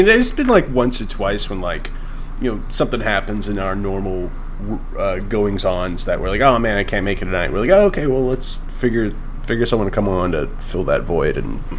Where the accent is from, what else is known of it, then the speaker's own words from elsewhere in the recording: New England, United States; I'm from New England.